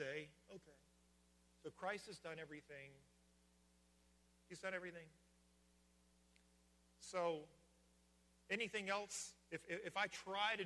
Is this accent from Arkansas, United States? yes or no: no; Virginia, United States; moved away; in Virginia, we used to say, grab a hold of it